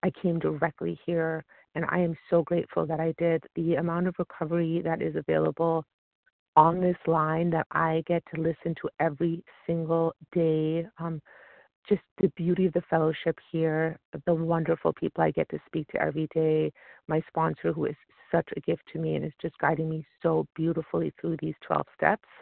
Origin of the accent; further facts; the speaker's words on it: California, United States; I'm from California